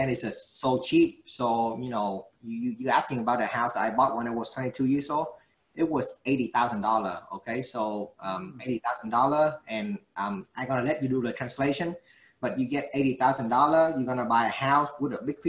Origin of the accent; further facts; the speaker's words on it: Vietnam; now in Houston, United States; I came from Vietnam